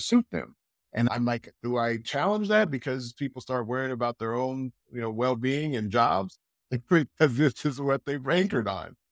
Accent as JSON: {"language": "English", "country": "United States", "moved": "yes", "lives_now": "Europe", "said": "I'm American"}